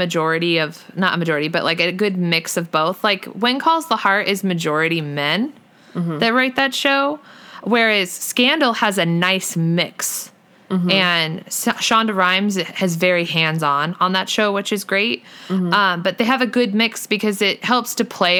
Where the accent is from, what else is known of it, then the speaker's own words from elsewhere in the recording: United States; I'm American, not Canadian